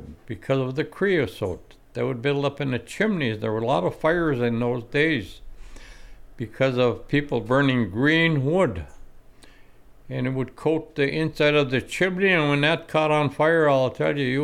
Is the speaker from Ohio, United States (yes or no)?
no; Mohawk, Michigan, United States; I grew up in Mohawk